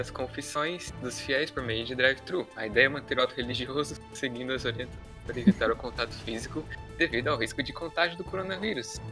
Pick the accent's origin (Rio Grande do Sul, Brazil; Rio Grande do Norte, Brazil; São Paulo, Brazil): São Paulo, Brazil; Sorocaba; moved away; da paróquia Nossa Senhora Aparecida, inclusive é o mesmo nome da paróquia lá de Sorocaba, de onde eu venho